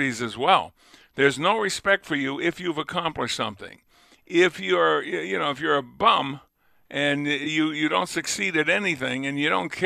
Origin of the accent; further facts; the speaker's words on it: Lunenburg, Massachusetts, United States; now in Buffalo, United States; I was born in the next town, but I grew up in Lunenburg.